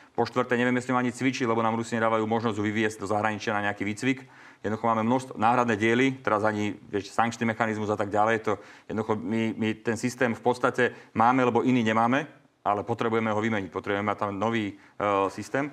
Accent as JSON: {"language": "Slovak", "country": "Slovakia", "said": "ako Slovák, ako občan Slovenskej republiky"}